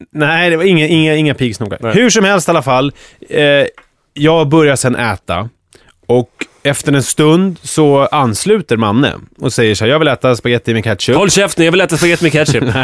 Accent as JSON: {"language": "Swedish", "town": "Skogås", "region": "Stockholm County", "country": "Sweden", "tie": "born or raised there", "said": "jag är uppväxt i Skogås"}